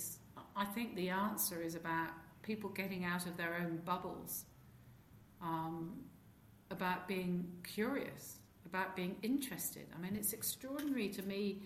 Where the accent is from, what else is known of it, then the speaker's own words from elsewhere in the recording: rural England, United Kingdom; I grew up, I had the best family upbringing of anyone I know. We lived in rural England.